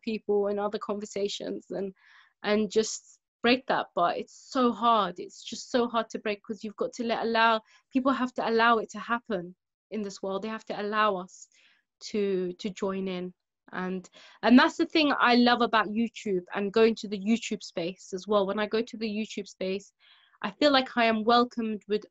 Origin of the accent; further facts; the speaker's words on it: London, United Kingdom; growing up in London